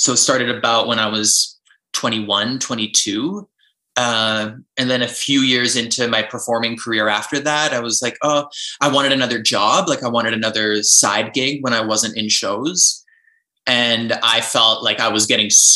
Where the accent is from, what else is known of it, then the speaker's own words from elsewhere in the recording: Vancouver, British Columbia, Canada; also born or lived in Ontario; now in Calgary, Canada; I'm actually from Vancouver. I'm from the West Coast